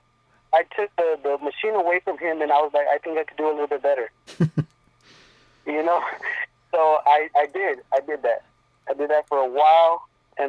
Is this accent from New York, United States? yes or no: no; Lancaster, California, United States; English is a second language; also born or lived in Berumbo, Guanajuato, Mexico; I'm from Lancaster, California